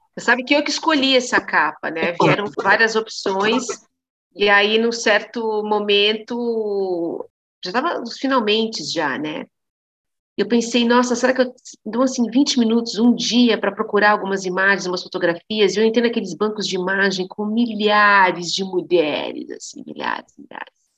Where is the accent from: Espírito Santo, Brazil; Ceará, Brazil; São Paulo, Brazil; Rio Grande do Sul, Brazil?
São Paulo, Brazil; São Bernardo do Campo; fui alfabetizada numa escola pública em São Bernardo do Campo, onde eu fui criada.